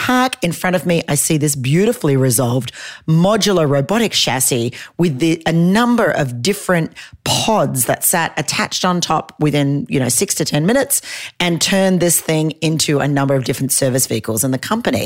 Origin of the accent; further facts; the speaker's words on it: Australia; I'm an Australian